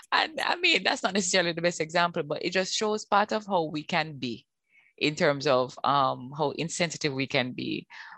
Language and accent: English; Jamaica; Some things that we celebrate as being Jamaican, some of our violent way of being, some of our aggressive manner as part of our culture